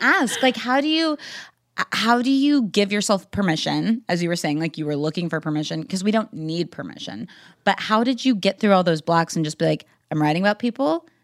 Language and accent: English; Wichita, Kansas, United States; growing up in Wichita, Kansas